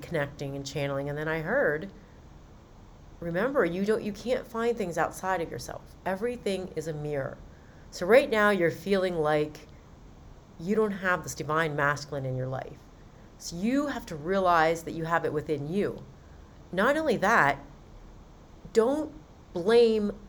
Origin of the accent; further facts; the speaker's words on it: Western Maryland, United States; I'm from Western Maryland. So he would make fun of my accent